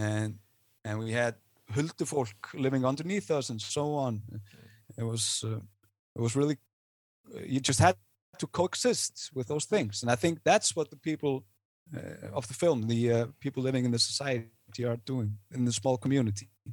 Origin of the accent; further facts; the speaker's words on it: Iceland; I am Icelandic. I'm not American.